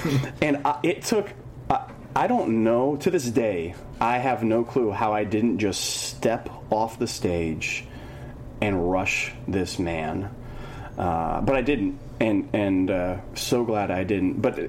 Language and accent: English; California, United States; now in Oregon, United States; I'm originally from California and moved up to Oregon.